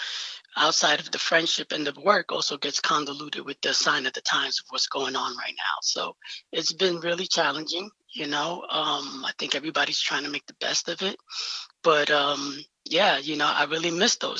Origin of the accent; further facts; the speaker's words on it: New York City, New York, United States; I'm from the Bronx, New York